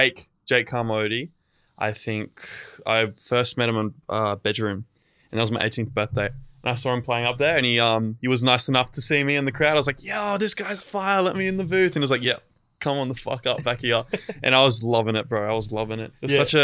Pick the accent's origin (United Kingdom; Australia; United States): Australia; Gold Coast, Queensland; I've been on the Gold Coast since I was little, like all my life. I've grew up in like the same house since I was like 2 years old.